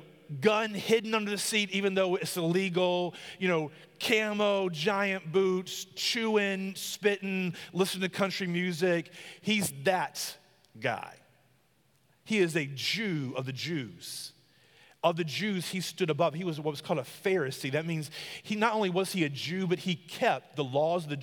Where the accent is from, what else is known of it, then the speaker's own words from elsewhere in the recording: South Carolina, United States; I'm from the country. I'm a South Carolina boy. I'm a country boy.